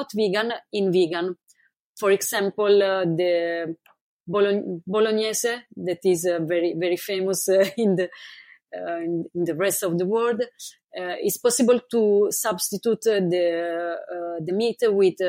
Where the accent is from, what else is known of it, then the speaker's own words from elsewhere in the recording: Italy; moved away as an adult; I moved from Italy almost 4 years ago. But basically, I spent most of my life in Italy